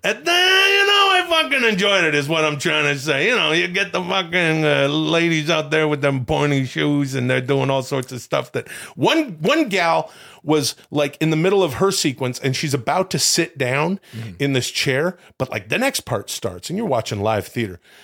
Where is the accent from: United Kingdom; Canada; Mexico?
Canada; moved away; I'm from Canada